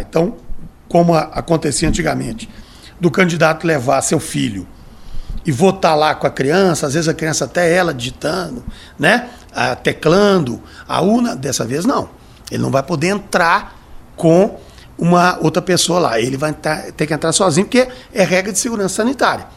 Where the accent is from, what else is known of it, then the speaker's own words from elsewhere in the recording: Brazil; Eu sou brasileiro.